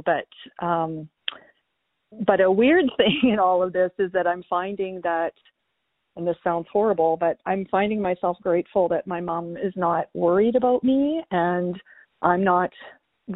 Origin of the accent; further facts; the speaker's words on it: Canada; moved away as an adult; now in California, United States; I am a Canadian living in the U.S.